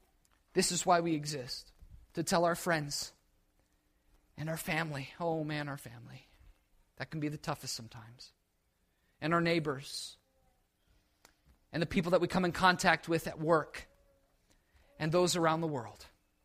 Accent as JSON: {"language": "English", "region": "New England", "country": "United States", "said": "I'm from New England, I moved down here, that's my life."}